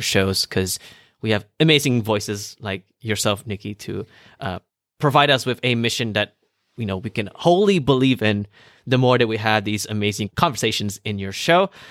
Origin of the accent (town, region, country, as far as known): Malaysia